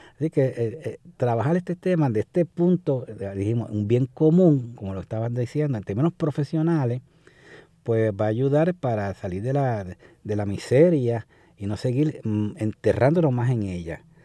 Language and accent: Spanish; Puerto Rico; como puertorriqueños